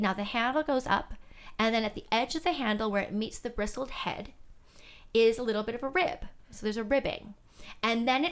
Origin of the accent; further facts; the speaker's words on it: Canada; I was born in Canada, raised in Canada, in a mixed race household